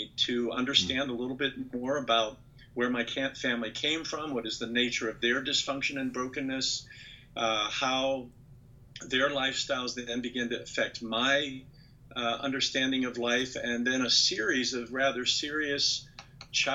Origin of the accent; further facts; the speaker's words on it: Western Pennsylvania, United States; I grew up in the Western Pennsylvania coal fields.